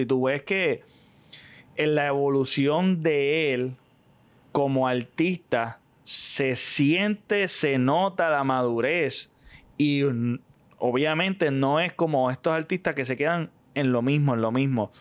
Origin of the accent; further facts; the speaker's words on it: Puerto Rico; soy boricua